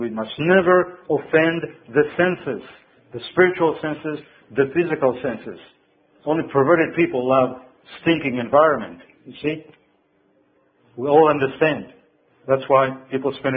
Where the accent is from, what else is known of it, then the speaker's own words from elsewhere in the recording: Israel; when I was growing up in Israel, we cooked all kind of things